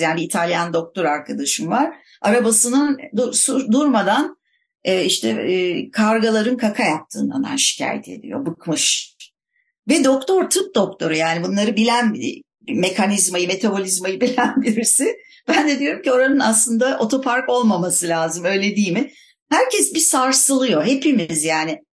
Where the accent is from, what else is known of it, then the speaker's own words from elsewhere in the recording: Istanbul, Turkey; ben İstanbulluyum denize yakın bir yerde oturuyorum